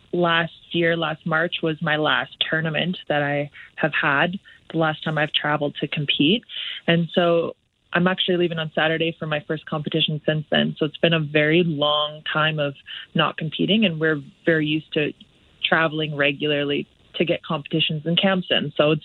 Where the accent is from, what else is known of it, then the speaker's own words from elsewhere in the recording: Olds, Alberta, Canada; now in Calgary, Canada; Yeah, I was born and raised in Olds, Alberta.